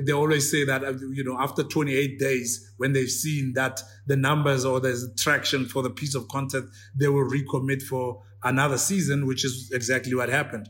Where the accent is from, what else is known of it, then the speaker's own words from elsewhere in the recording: South Africa; even as South African